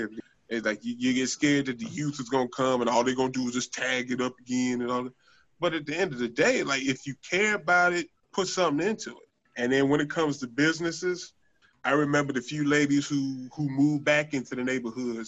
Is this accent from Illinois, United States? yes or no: yes; Chicago, Illinois, United States; I grew up in West Pullman